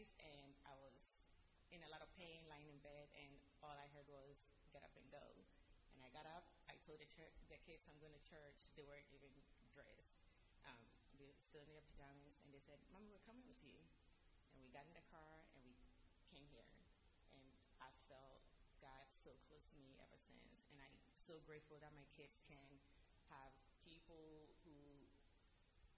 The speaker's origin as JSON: {"language": "English", "country": "Ghana", "also_born_or_lived": "North Carolina, United States / Doylestown, Pennsylvania, United States", "moved": "yes", "lives_now": "Pennsylvania, United States", "said": "I'm originally from Ghana, West Africa, and as an immigrant, originally North Carolina, and then moving here"}